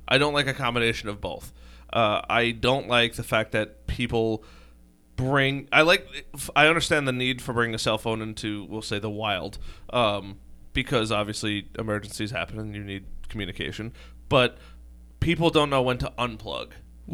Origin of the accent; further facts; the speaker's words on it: Long Island, New York, United States; I'm from Long Island